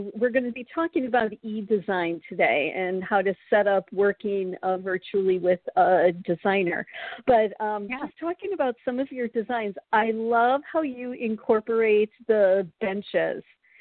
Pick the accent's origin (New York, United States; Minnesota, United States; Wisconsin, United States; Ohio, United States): Wisconsin, United States; also born or lived in Charlotte; now in Florida, United States; I'm from Wisconsin.